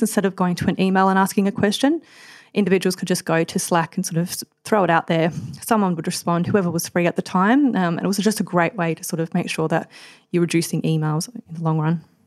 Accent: Adelaide, South Australia, Australia; also born or lived in Queensland; now in Melbourne, Australia; I'm originally from Adelaide, so after growing up from Adelaide, just, uh, in a sort of small country town

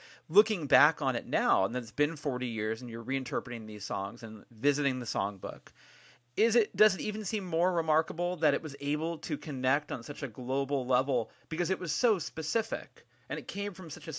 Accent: Bay Area, California, United States; I grew up here in the Bay Area

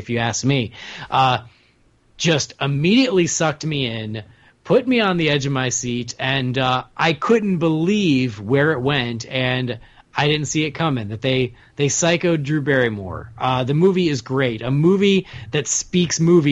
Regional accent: Chicago, Illinois, United States; I'm from Chicago

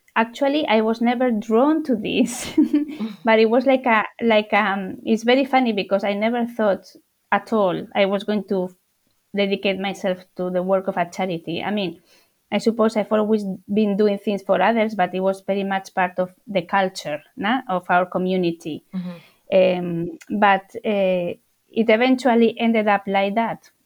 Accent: Spain; now in London, United Kingdom; I'm from Spain, one of nine children

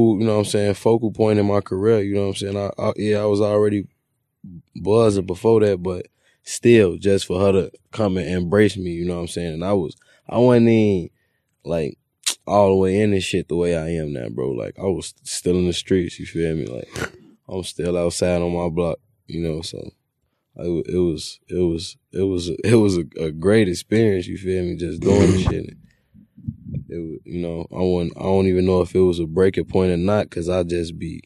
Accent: Chicago, Illinois, United States; I'm from East Side

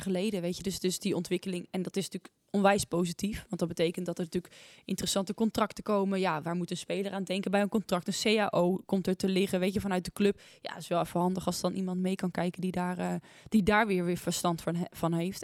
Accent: Naaldwijk, South Holland, Netherlands; Ik kom uit Naaldwijk. Dat ligt in het, eh, in het westen van het land.

